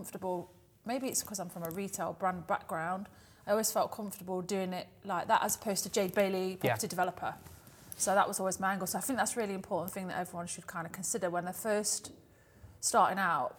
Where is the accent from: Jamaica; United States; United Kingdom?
United Kingdom; Nottingham, East Midlands; we're both from Nottingham.